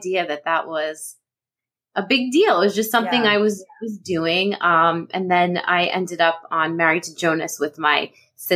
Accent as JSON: {"language": "English", "region": "New Jersey", "country": "United States", "tie": "born or raised there", "said": "I'm a Jersey girl through and through, North Jersey."}